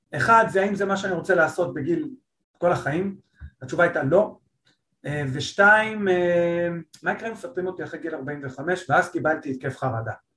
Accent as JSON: {"language": "Hebrew", "town": "Holon", "region": "Tel Aviv District", "country": "Israel", "said": "אני חולוני במקור"}